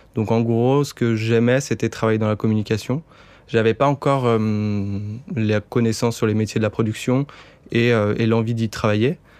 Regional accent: Bordeaux, Nouvelle-Aquitaine, France; now in Paris, France; je suis redescendu à Bordeaux, ma ville natale.

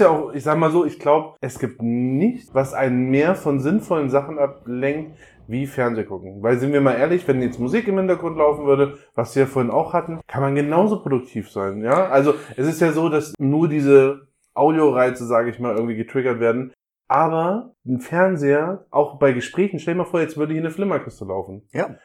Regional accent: North Hesse, Germany; now in Hamburg, Germany; komme ursprünglich aus Nordhessen

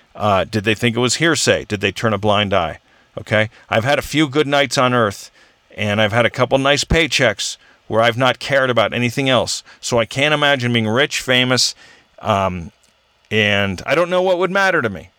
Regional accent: Orange County, California, United States; I grew up with in Orange County.

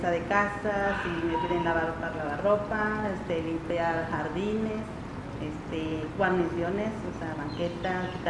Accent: Veracruz, Mexico; Soy de Veracruz, Veracruz. Vivo en la colonia Iván Gómez Gómez mm, con mis dos hijos en un cuartito que yo rento para ellos y para mí.

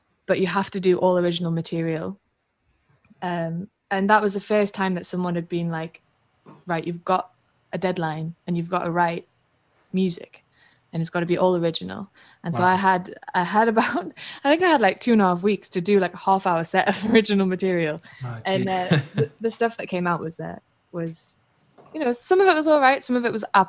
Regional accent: Newcastle upon Tyne, North East England, United Kingdom; I'm from Newcastle, north of England. And that's kind of where I started out

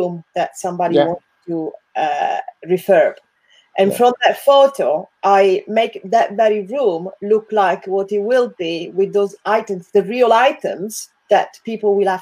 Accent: Italy; English is a second language; moved away as an adult; also born or lived in England; now in United Kingdom; I come from Italy

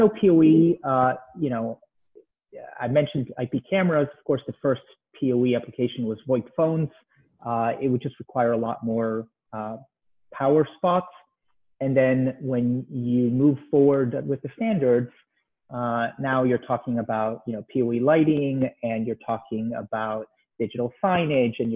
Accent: Israel; moved away as an adult; now in United States; I'm originally from Israel.

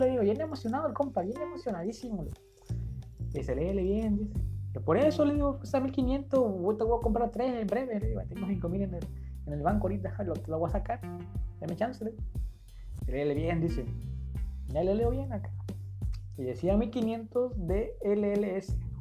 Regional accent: Acapulco, Guerrero, Mexico; now in Tijuana, Mexico; soy de Acapulco, Guerrero, pero actualmente vivo en Tijuana.

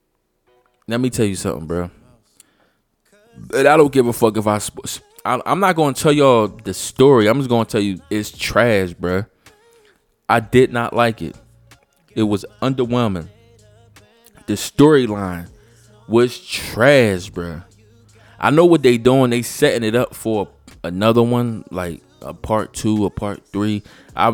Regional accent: Philadelphia, Pennsylvania, United States; moved away; I'm from Philly

